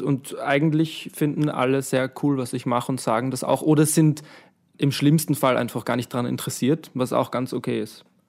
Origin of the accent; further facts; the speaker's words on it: Vienna, Austria; ich bin aus Wien